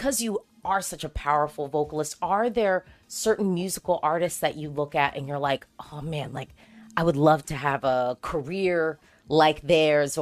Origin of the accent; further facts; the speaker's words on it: United States; as an American who's into Eurovision